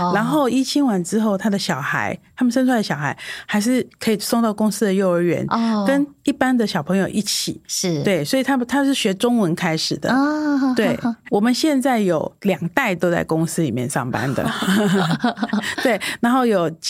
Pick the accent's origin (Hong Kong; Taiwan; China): Taiwan; 我们台湾人